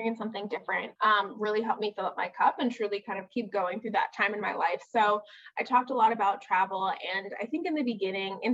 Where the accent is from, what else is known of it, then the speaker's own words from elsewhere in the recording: New York City, New York, United States; moved away as an adult; now in Chicago, United States; I was born and raised in Brooklyn, New York, and I just moved to Chicago